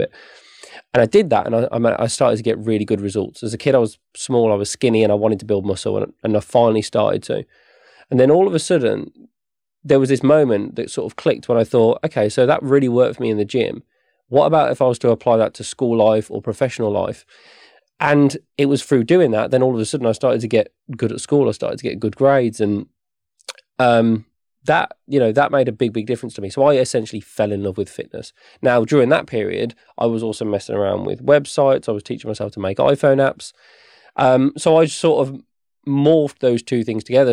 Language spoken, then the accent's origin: English; West Midlands, United Kingdom; I grew up here in the West Midlands, not far from where the office is now.